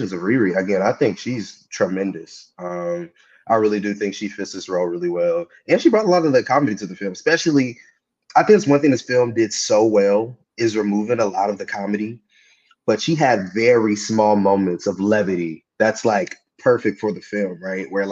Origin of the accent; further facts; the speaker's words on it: Kansas City, United States; I'm from Kansas City.